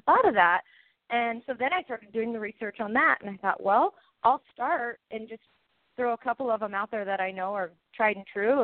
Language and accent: English; Washington, United States; I am from Washington State